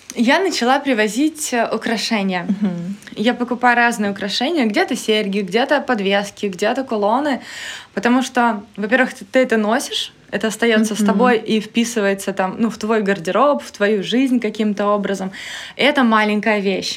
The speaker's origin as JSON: {"language": "Russian", "town": "Taganrog", "region": "Rostov Oblast", "country": "Russia", "tie": "born or raised there", "moved": "yes", "lives_now": "Saint Petersburg, Russia", "said": "Сейчас я э, на исторической своей родине, да, в доме, в котором я родилась, выросла, в Таганроге, mm-hmm. на юге."}